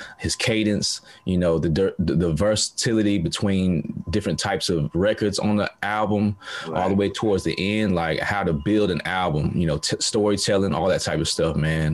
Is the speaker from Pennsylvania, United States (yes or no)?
no; Montgomery, Alabama, United States; moved away as an adult; now in Shanghai, China; I was born and raised in Montgomery, Alabama